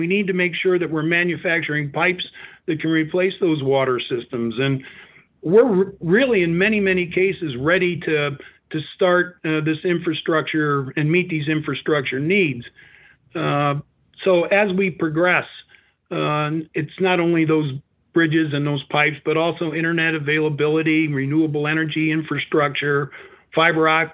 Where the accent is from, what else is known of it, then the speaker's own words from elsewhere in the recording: Northwest Indiana, United States; I grew up in Northwest Indiana